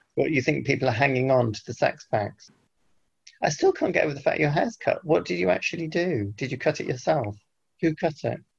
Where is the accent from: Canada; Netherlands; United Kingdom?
United Kingdom; British Britons, whatever we are